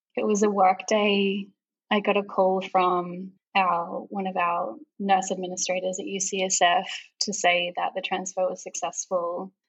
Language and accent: English; Melbourne, Victoria, Australia; moved away as an adult; also born or lived in Europe / Singapore; now in Bay Area, United States; originally from Melbourne, Australia